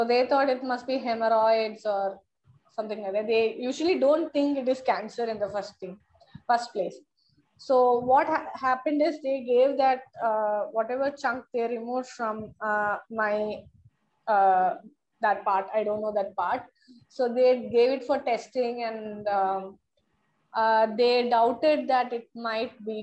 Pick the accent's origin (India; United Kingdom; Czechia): India; Chennai, Tamil Nadu; I hail from Chennai